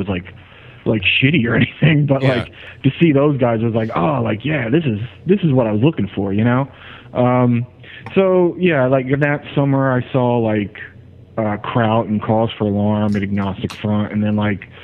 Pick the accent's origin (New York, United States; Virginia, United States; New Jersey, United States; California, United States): New Jersey, United States; Ewing; I grew up in New Jersey, in a suburb of Trenton called Ewing.